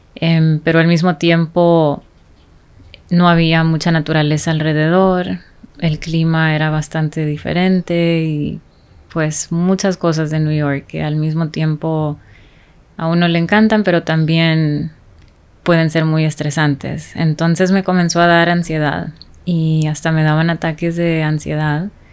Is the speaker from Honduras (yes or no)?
yes; Honduras; creciendo en Honduras